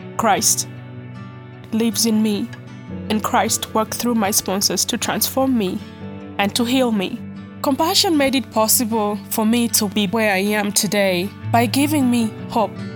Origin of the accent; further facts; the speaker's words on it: Uganda; I'm from Mutwini, a small town in Kitkum District, Uganda